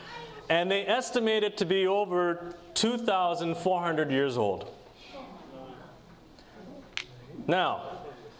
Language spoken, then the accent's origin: English; Portland, Oregon, United States; I'm from Portland area